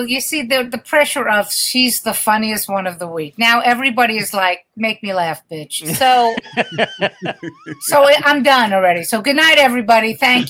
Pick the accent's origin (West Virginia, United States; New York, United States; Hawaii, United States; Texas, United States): New York, United States; New York City; moved away as an adult; also born or lived in Manhattan / Las Vegas; I grew up in the Brooklyn where there wasn't the fucking craft beers and the vegan and the organic. I grew up in Brooklyn. You know what I mean? 86th Street, all the Italian food, all the bakeries